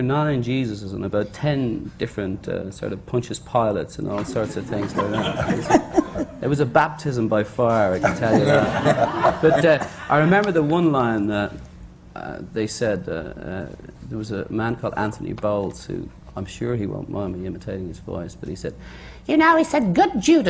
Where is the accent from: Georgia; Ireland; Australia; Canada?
Ireland; Dublin, Leinster; moved away as an adult; also born or lived in London; being sort of an Irish Catholic and taken out of Dublin straight into London.